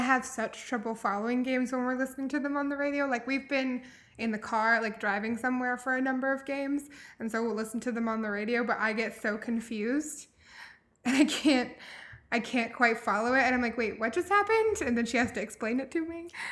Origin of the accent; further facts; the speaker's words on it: Louisville, Kentucky, United States; I grew up here in Louisville in the city